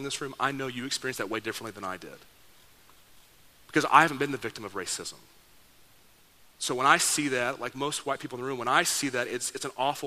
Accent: Dallas, Texas, United States; I grew up in Dallas, Texas

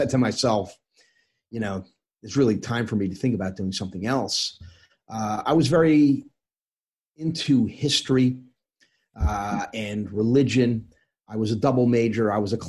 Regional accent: Northern New Jersey, United States; also born or lived in Norwich, England / Egypt / New York; I grew up in New York and, you know, primarily Northern Jersey.

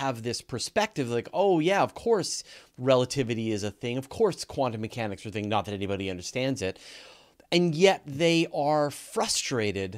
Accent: Canada; I'm Canadian

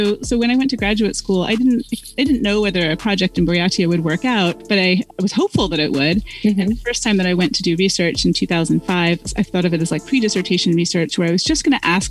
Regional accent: United States; as an American

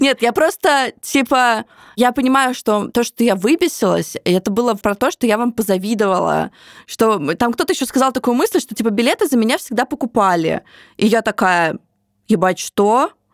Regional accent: Samara, Samara Oblast, Russia; moved away; also born or lived in Moscow; моего родного города Самара

